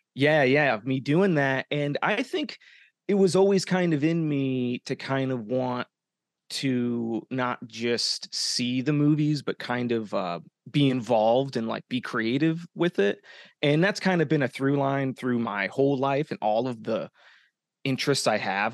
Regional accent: Arizona, United States; moved away as an adult; now in Los Angeles, United States; I'm from Arizona. Um, I'm a hometown boy

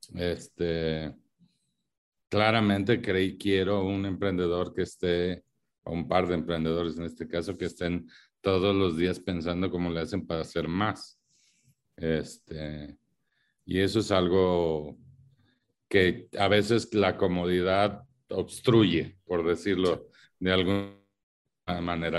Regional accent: Mexico; los mexicanos

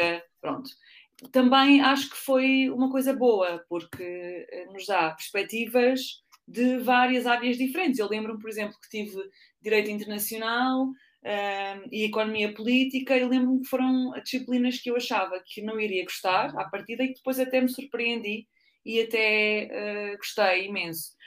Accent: Ourém, Centro, Portugal; moved away as an adult; also born or lived in Lisbon; eu sou de Ourém, que é ali no centro, ou perto de Fátima

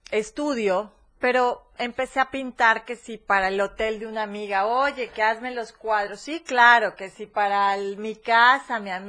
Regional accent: Córdoba, Veracruz, Mexico; moved away as an adult; now in Chiapas, Mexico; soy de Córdoba, nací, viví y, todo ahí.

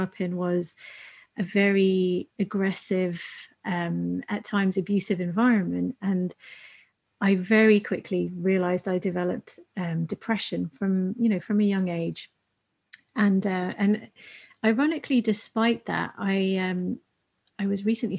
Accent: United Kingdom; being British Asian

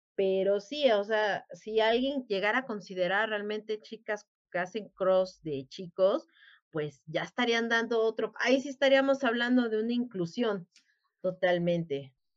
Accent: Mexico; somos aquí los mexicanos

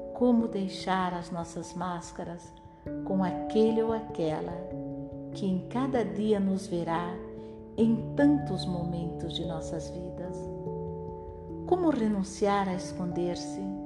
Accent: Geneva, Switzerland; Portuguese is a second language; eu sou de Genebra e aprendi o português

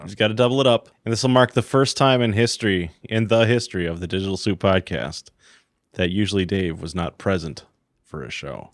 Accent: Iron Range, northern Minnesota, United States; I grew up on the Iron Range, way in the deep woods. Um, so we had seven acres of just forest, northern Minnesota

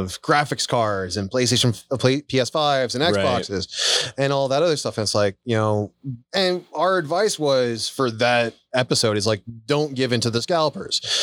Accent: Montana, United States; I grew up in Montana

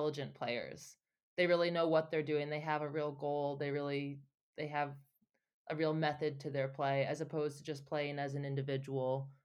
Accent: United States; as an American

